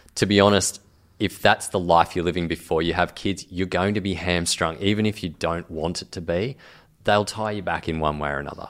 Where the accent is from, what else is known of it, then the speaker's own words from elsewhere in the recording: Grafton, New South Wales, Australia; I grew up in Grafton